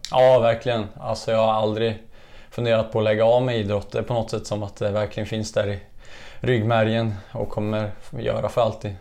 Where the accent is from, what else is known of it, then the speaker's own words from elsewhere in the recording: Kimstad, Östergötland, Sweden; also born or lived in Eksjö; Här är jag född och uppvuxen, så att eh, Kimsta är stället